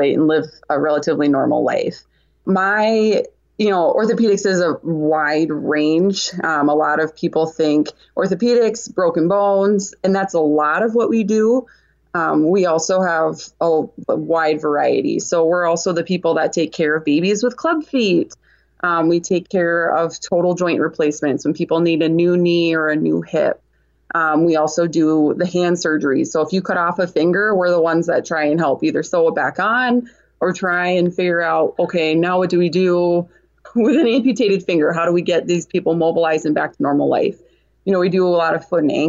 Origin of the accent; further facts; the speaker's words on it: Sioux Falls, South Dakota, United States; I'm from Sioux Falls, South Dakota